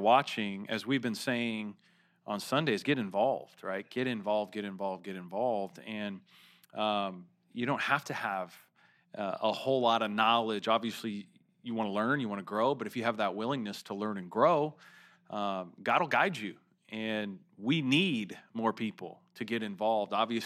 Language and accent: English; San Diego, California, United States; I grew up here in San Diego